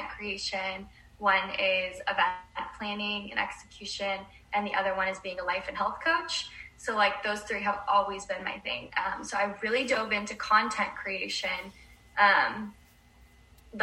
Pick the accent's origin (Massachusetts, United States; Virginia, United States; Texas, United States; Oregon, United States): Oregon, United States; now in Los Angeles, United States; I'm from Oregon and I'm